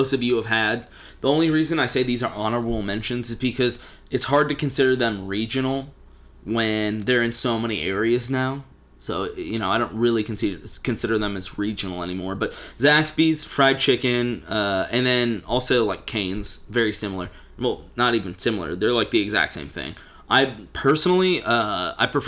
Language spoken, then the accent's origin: English; Texas, United States; As a Texan